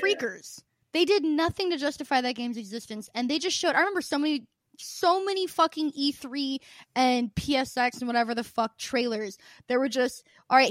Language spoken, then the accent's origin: English; Southern Illinois, United States; I'm from, my family's from Southern Illinois